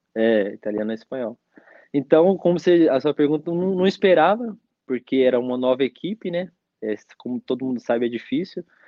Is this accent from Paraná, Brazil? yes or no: no; Mogi das Cruzes, São Paulo, Brazil; moved away as an adult; also born or lived in Curitiba / Portugal / Slovakia; now in Bulgaria; sou de Mogi das Cruzes